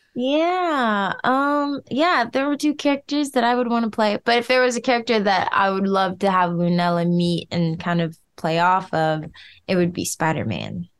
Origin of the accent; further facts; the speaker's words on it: Detroit, Michigan, United States; I'm from Detroit, Michigan